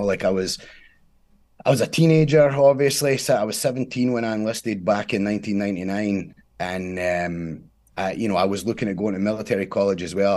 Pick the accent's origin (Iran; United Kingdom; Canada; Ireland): United Kingdom; Scotland; now in United States; I'm from Scotland, born in Scotland, uh, was raised there